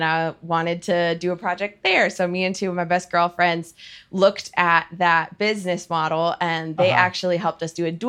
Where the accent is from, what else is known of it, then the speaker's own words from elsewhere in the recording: Cleveland, Ohio, United States; moved away as an adult; also born or lived in Miami, Florida; now in Atlanta, United States; Born and raised in Cleveland, Ohio.